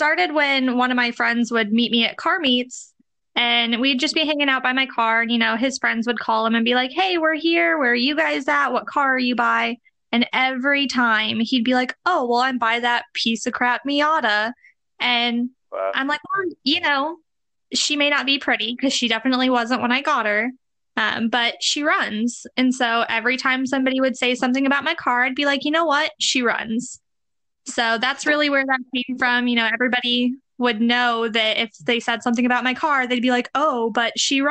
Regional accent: Indiana, United States; moved away as an adult; now in Arizona, United States; I'm from Indiana. So that's Midwest.

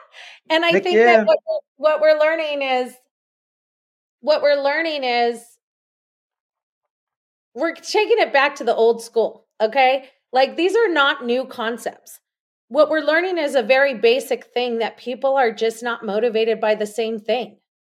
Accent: Los Angeles, California, United States; now in Austin, United States; And you did say I was from Los Angeles. I am from Los Angeles. I currently live in Austin, Texas.

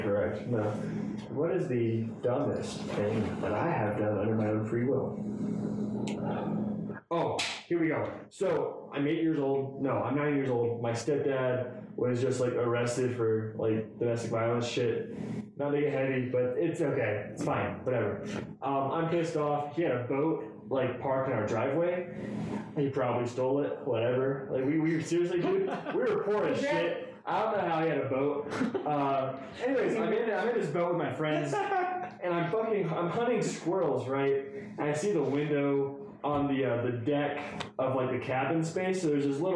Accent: South Carolina, United States; I'm from South Carolina

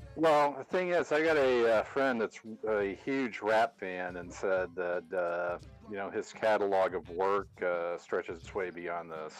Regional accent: Oklahoma, United States; I grew up in Oklahoma.

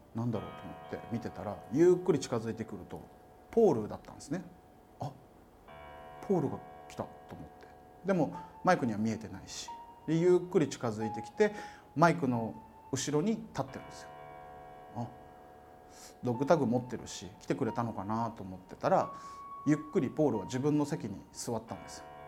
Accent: Okinawa, Japan; 僕沖縄出身

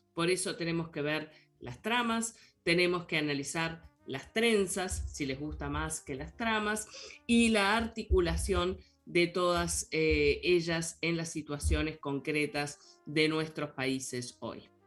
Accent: Uruguay; como compatriota que somos

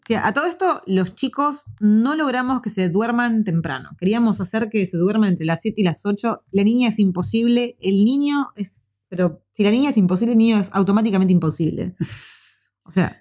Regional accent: Argentina; moved away as an adult; now in New Zealand; nosotros vivíamos en un barrio que era bastante seguro hasta un año antes que nos viniésemos

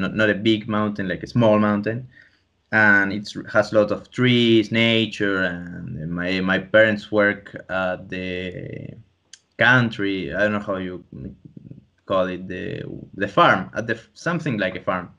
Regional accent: Tandil, Buenos Aires Province, Argentina; I'm even actually right now in my uh, childhood home

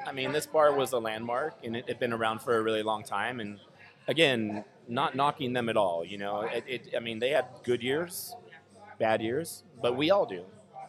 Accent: Long Beach, California, United States; also born or lived in Anchorage, Alaska; I live on 3rd and Orizaba, so I'm so close. So I'm very local. I grew up in Los Altos area, which is the new east side, I guess.

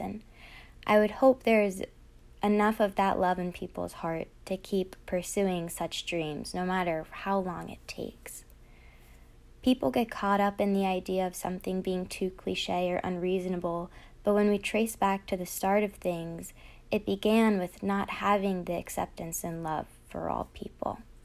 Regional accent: Virginia Beach, Virginia, United States; I grew up in Virginia Beach, Virginia

